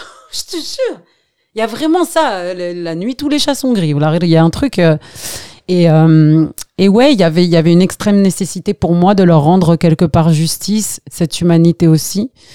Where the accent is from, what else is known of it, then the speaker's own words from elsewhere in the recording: Algeria; also born or lived in Skikda; now in France; quand on est parti d'Algérie